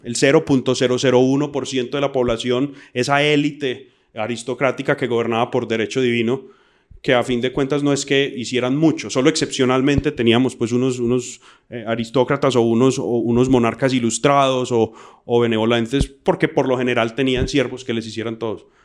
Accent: Colombia; como colombianos

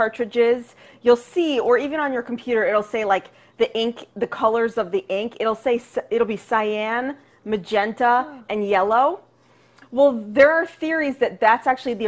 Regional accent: Dobbs Ferry, New York, United States; also born or lived in Manhattan, New York; now in Brooklyn, United States; I grew up in Westchester, New York, in Dobbs Ferry, from about kindergarten to senior year.

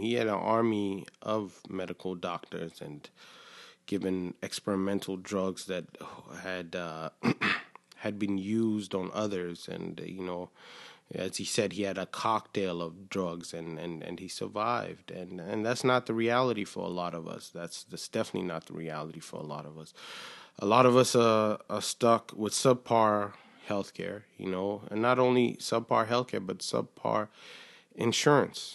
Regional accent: Killeen, Texas, United States; moved away as an adult; I grew up in Texas, uh, just in a small town in Killeen

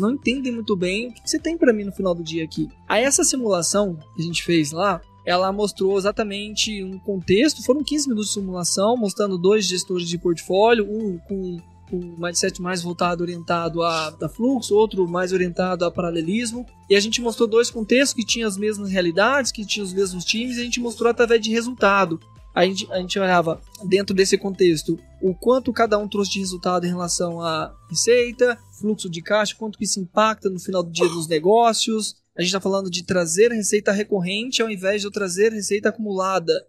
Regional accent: Minas Gerais, Brazil; como um bom mineiro

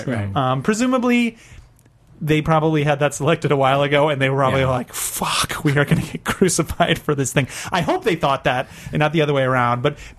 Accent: United States; Because I'm from America.

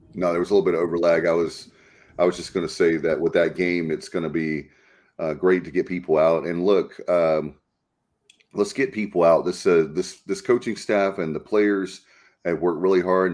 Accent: North Carolina, United States; I'm from North Carolina

